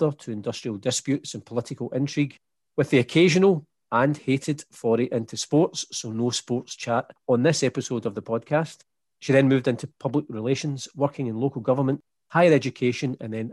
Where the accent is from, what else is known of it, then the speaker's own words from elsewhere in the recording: Scotland, United Kingdom; my experience of growing up in Scotland and Scottish education